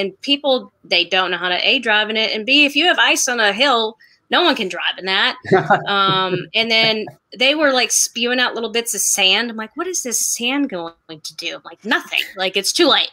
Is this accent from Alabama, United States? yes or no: no; Massachusetts, United States; moved away as an adult; also born or lived in Vermont / St. Joseph, Missouri / Springfield, Missouri / Omaha, Nebraska; now in Birmingham, United States; I'm from Massachusetts, went to college in Vermont